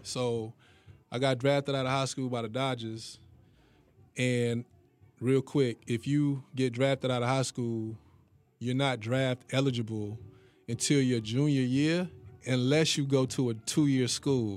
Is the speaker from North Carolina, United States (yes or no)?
yes; Hendersonville, North Carolina, United States; Growing up in Hendersonville, man, I don't know, like, it's a small city